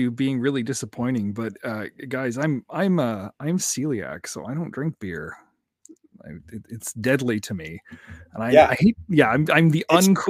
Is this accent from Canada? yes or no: yes; Canada; I am Canadian.